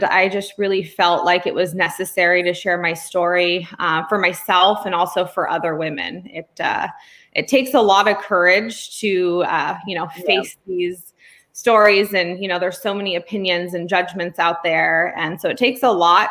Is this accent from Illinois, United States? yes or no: no; California, United States; also born or lived in Pennsylvania; I am from California